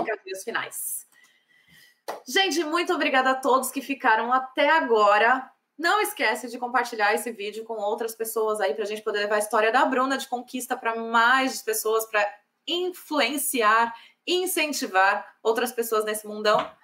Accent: Brazil; now in Ireland; nós, como brasileiras, queremos que o nosso país melhore

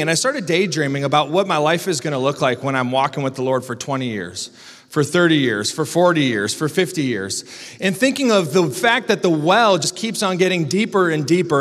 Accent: Iowa, United States; now in Grand Rapids, United States; I'm from Iowa

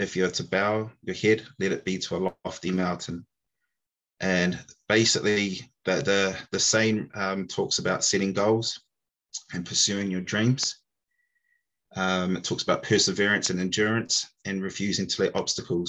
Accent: New Zealand; moved away as an adult; now in United Kingdom; I'm originally from New Zealand, so apologies if you can't understand me

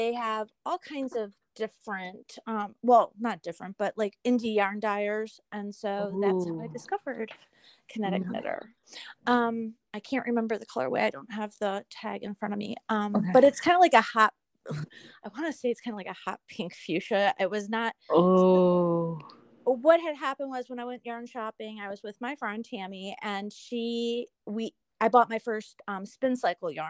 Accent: Detroit, Michigan, United States; moved away; my family, we're originally from Detroit, Michigan.

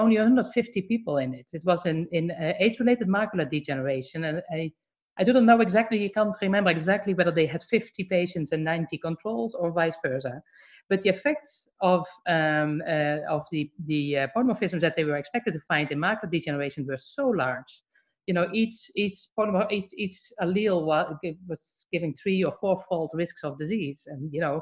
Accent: Netherlands; now in Atlanta, United States; I'm from the Netherlands

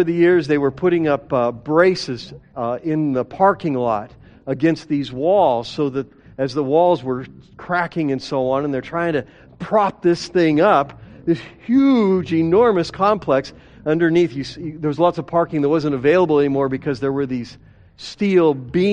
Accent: Denver, Colorado, United States; I grew up in Denver

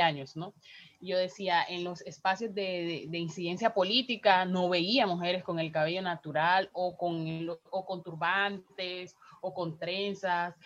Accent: Riohacha, La Guajira, Colombia; soy una mujer afro guajira, nací en Hacha y vivo en Riohacha

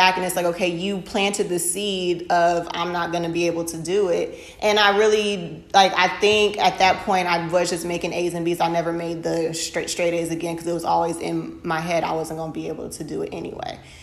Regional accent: Gwinnett County, Georgia, United States; I grew up in the Gwinnett County public school system

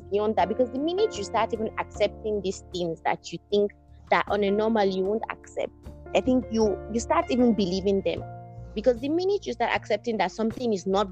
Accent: Nigeria; we're Nigerian

